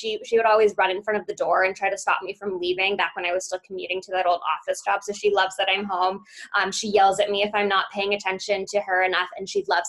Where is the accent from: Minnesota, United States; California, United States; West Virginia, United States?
California, United States; Beverly Hills; now in Arizona, United States; which is why I grew up in Beverly Hills, down to Tucson for college, spent a year living in Birmingham, Alabama, and then basically came back to Arizona.